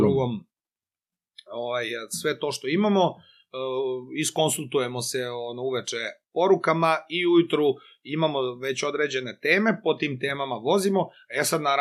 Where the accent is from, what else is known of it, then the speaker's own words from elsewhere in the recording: Loznica, Serbia; moved away as an adult; now in Belgrade, Serbia; moj rodni grad uh, Loznicu